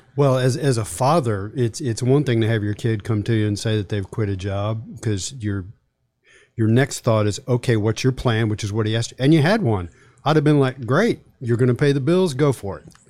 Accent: Charlottesville, Virginia, United States; I grew up in Charlottesville

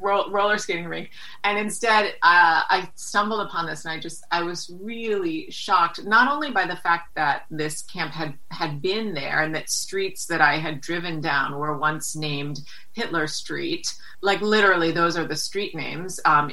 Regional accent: New York City, New York, United States; Growing up in New York City

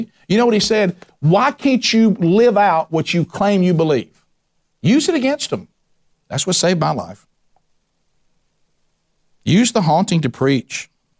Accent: the South, United States; I'm a Southerner, and I think this is heaven on earth.

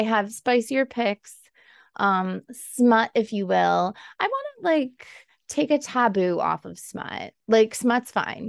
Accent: Buffalo, New York, United States; we are from Buffalo, so we thought saucy, our wings.

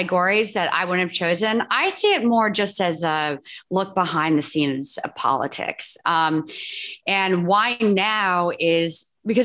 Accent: New York, United States; I'm from New York.

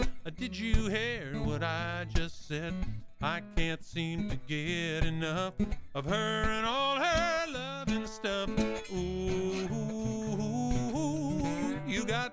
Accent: Wichita, Kansas, United States; moved away as an adult; now in Arizona, United States; I'm from Wichita, Kansas

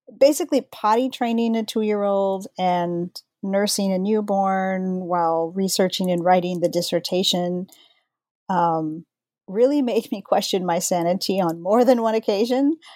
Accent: San Antonio, Texas, United States; I'm from San Antonio, Texas

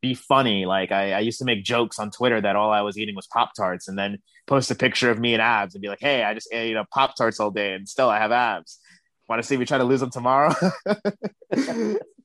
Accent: New York City, New York, United States; I grew up in Brooklyn, New York, Bed-Stuy to be exact

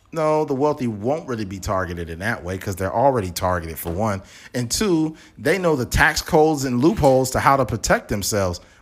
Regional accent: United States; as an American

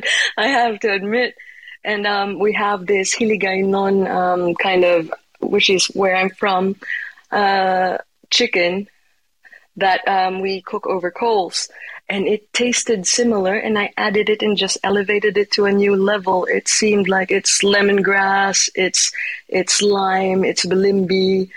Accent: Iloilo, Western Visayas, Philippines; born there; I was born in Iloilo in the Philippines in the Visayan region. It's called the City of Love for a reason in my country.

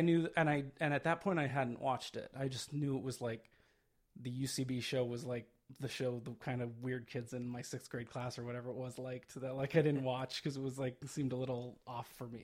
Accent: Phoenix, Arizona, United States; Originally, I am from Phoenix, Arizona

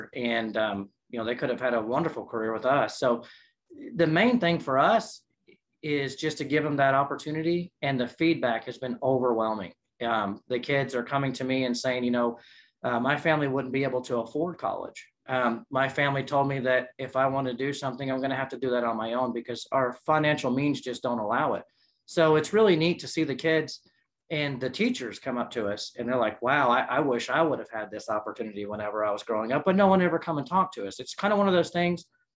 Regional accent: San Antonio, Texas, United States; born there; So I was born in San Antonio, Texas.

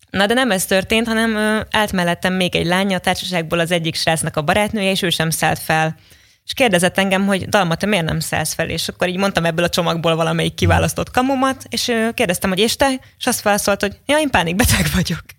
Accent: Kaposvár, Somogy, Hungary; moved away as an adult; now in Budapest, Hungary; Kaposvári vagyok

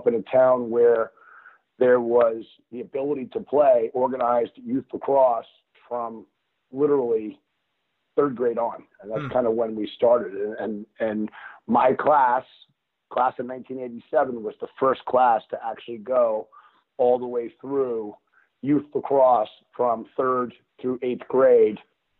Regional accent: New Canaan, Connecticut, United States; I grew up in New Canaan, Connecticut, and my father actually grew up in Manhasset, Long Island. And when we moved to Connecticut

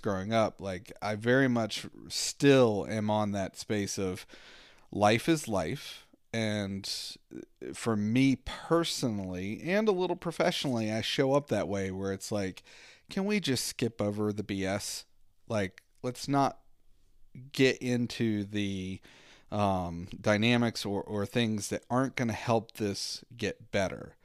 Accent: Southwestern Virginia, United States; I grew up in Southwestern Virginia

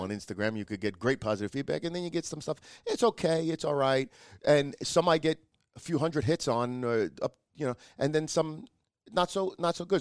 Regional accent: New York, United States; I says, "New York."

